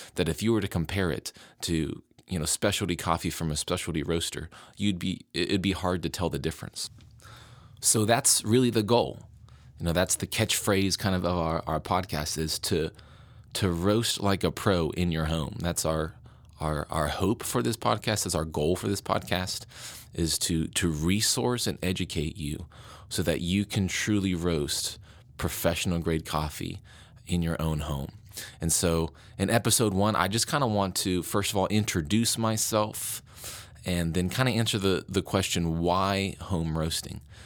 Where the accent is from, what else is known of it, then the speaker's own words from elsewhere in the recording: West Virginia, United States; I moved back to my home state of West Virginia